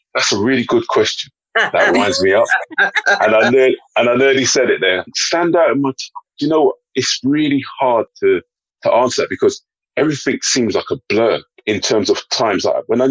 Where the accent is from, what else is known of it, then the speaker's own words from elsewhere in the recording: London, United Kingdom; also born or lived in Mitcham; I was born here, grew up in Fulham until the age of 14, and then we moved to Mitcham.